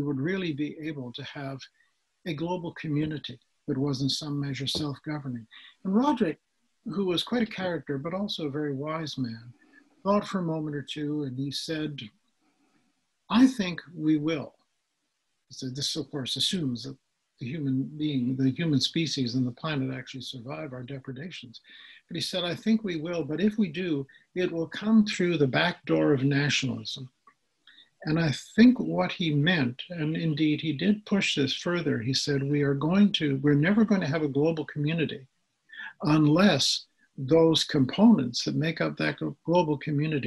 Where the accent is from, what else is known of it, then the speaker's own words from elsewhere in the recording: Canada; as a Canadian